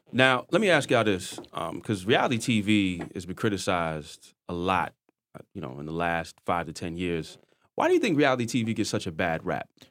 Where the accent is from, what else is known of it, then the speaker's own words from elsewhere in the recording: New York City, New York, United States; I'm from Queens, so I have a lot of friends in Brooklyn